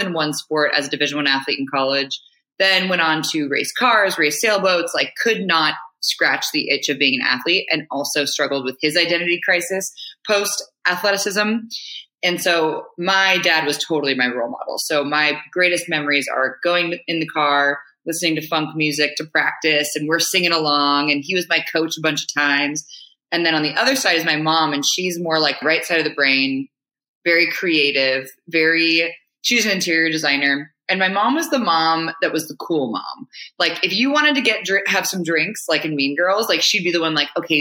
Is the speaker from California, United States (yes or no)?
yes; Marin County, California, United States; also born or lived in Hawaii; I grew up in Marin County, so just north of San Francisco.